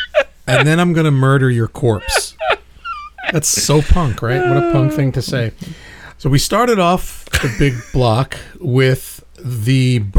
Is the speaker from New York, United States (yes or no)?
yes; New York City, New York, United States; my hometown, Brooklyn, New York.